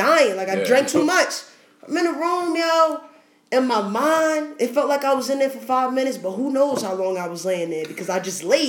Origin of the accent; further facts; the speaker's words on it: New York City, New York, United States; I'm from New York